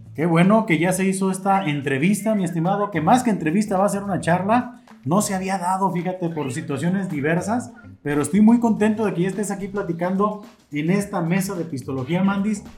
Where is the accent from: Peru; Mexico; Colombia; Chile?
Mexico; como mexicano